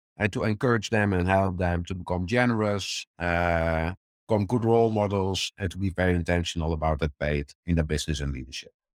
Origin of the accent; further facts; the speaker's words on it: Netherlands; born and raised in the Netherlands